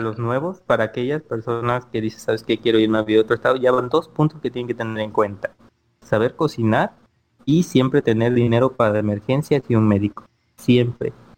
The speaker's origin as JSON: {"language": "Spanish", "town": "Ciudad del Carmen", "region": "Campeche", "country": "Mexico", "tie": "born or raised there", "moved": "as an adult", "lives_now": "Playa del Carmen, Mexico", "said": "yo soy originario de Ciudad Carmen, Campeche, donde somos nosotros, todos nosotros tres."}